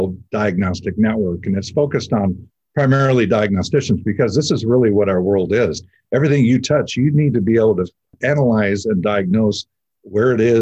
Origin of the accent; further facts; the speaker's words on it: Southern California, United States; So I grew up here in Southern California.